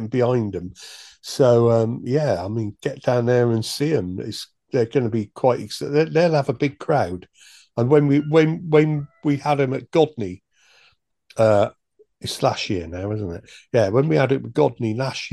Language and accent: English; Chippenham, South West England, United Kingdom; Chippenham, my hometown